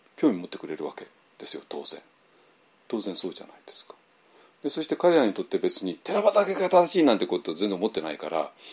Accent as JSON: {"language": "Japanese", "country": "Japan", "also_born_or_lived": "Myanmar", "moved": "as an adult"}